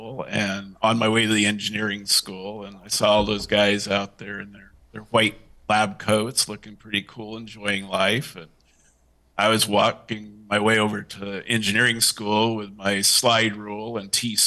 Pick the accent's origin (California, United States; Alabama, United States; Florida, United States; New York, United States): California, United States; near Long Beach, Southern; I grew up in Southern California, near Long Beach